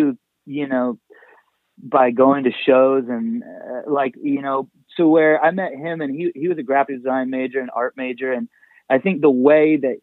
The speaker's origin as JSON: {"language": "English", "town": "Anaheim", "region": "California", "country": "United States", "tie": "born or raised there", "also_born_or_lived": "Whittier / Long Beach / Fullerton", "lives_now": "Los Angeles, United States", "said": "I grew up mostly in Anaheim"}